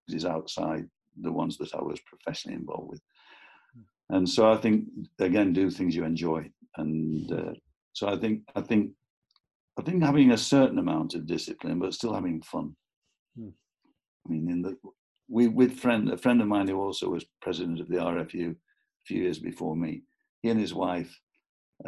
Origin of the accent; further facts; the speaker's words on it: Preston, North West England, United Kingdom; I'm from Preston